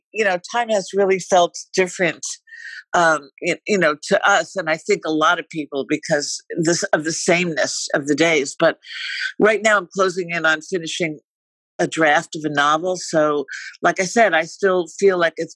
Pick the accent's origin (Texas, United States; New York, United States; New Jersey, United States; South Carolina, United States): New York, United States; moved away as an adult; also born or lived in Florida / Paris / Wisconsin / Boston; now in Los Angeles, United States; I'm in Los Angeles. I'm a New Yorker, but I've been living here for, I don't know, decades